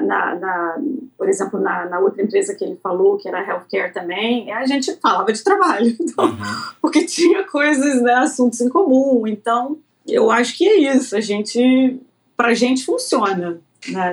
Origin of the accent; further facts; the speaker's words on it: Rio de Janeiro, Brazil; moved away as an adult; also born or lived in Florida / Connecticut / Australia; now in United States; sou carioca, nasci, obviamente, no Rio de Janeiro.